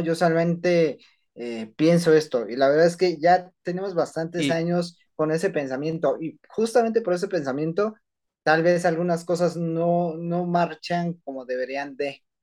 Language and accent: Spanish; Mexico; como mexicanos, eh, creo que también nos enorgullece participar en grandes proyectos